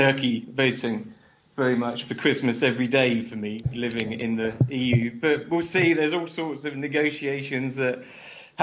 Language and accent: English; United Kingdom; now in Czech Republic; I'm a Brit still based in Europe